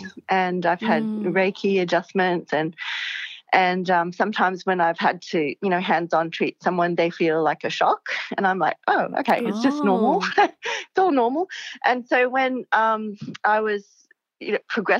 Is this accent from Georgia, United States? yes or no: no; Hawaii, United States; also born or lived in California; now in Brisbane, Australia; I grew up in Hawaii